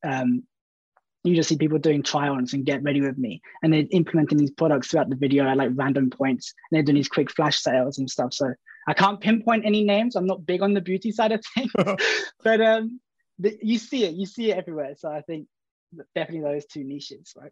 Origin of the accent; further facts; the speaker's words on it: Brighton, South East England, United Kingdom; I'm from Brighton, and, uh, I work for a marketing agency called Favorite